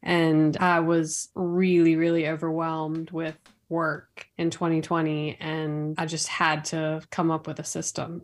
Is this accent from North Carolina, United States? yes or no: yes; Raleigh, North Carolina, United States; I was born and raised here in Raleigh, North Carolina, the capital.